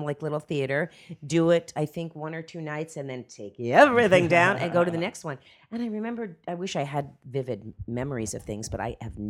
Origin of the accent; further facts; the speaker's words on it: Miami, Florida, United States; Well, when I was raised in Miami.